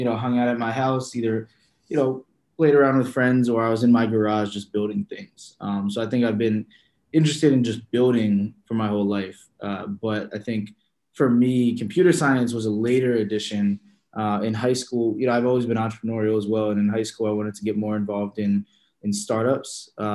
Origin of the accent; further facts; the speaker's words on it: Philadelphia, Pennsylvania, United States; I am born and raised in Philadelphia